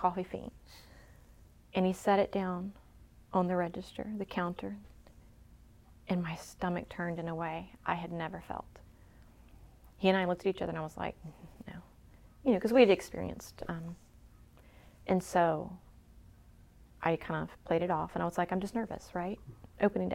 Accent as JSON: {"language": "English", "region": "Mississippi", "country": "United States", "moved": "yes", "lives_now": "Beaufort, United States", "said": "I'm from Mississippi"}